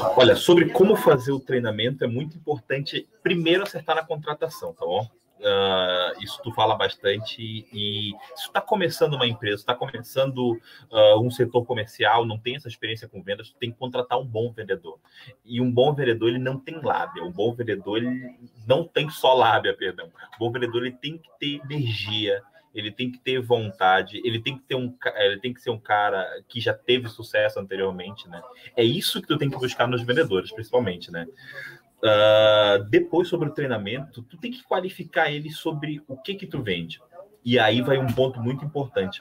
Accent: Amapá, Brazil; now in Rio Grande do Sul, Brazil; Eu vim de outro estado, vim do Amapá

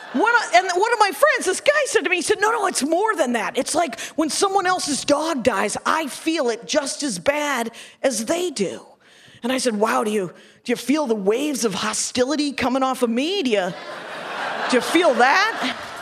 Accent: Wisconsin, United States; I'm from Wisconsin

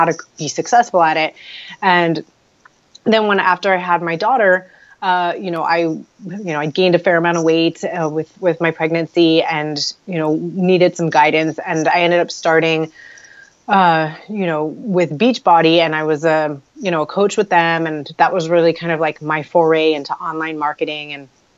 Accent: Los Angeles, California, United States; I'm born and raised in Los Angeles

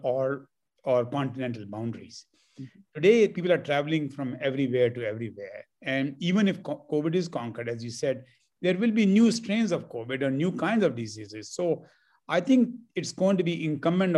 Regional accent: Delhi, India; moved away as an adult; also born or lived in Los Angeles, United States; now in Bay Area, United States; I grew up in Delhi, and I only lived in Delhi

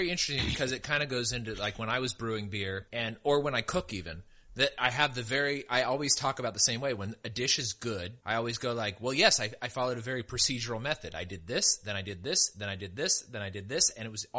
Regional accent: the foothills near Sacramento, California, United States; because I grew up in the foothills near Sacramento and had some sort of connection to that area

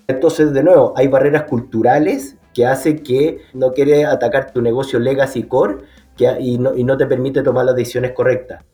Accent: Chile; que soy chileno

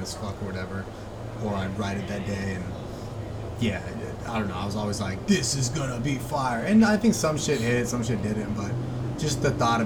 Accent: Ventura, California, United States; now in Los Angeles, United States; it was like my hometown club

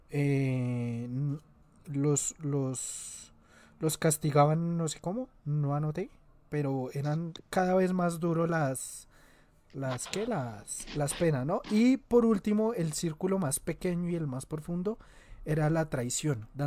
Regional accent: Antioquia, Colombia; yo soy de Antioquia.

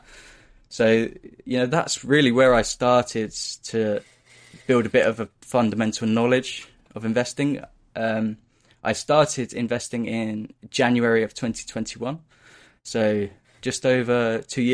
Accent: Northamptonshire, East Midlands, United Kingdom; also born or lived in Leicester; I grew up in Northamptonshire. Over here in the UK

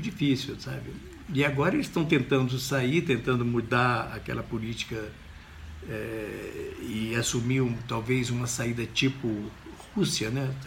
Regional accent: Brazil; moved away as an adult; Eu não nasci no Brasil

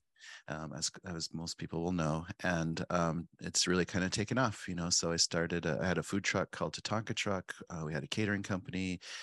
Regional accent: Pine Ridge, South Dakota, United States; moved away as an adult; also born or lived in Spearfish, South Dakota / Mexico / Montana; now in Minneapolis, United States; I was born and raised on Pine Ridge Reservation, and I moved to Spearfish, um, before high school

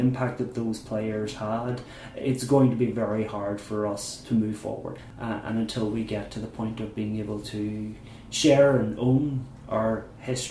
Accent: Maghera, Northern Ireland, United Kingdom; I grew up in Mahara in County Derry, a very small town, mainly nationalist or Catholic.

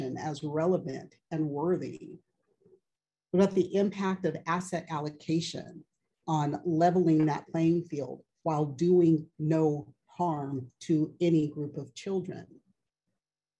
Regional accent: California, United States; moved away as an adult; I don't live in California anymore

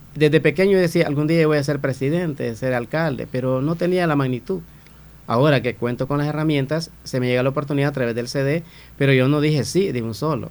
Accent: Santa Rosa de Lima, La Unión, El Salvador; nací y crecí en Santa Rosa de Lima

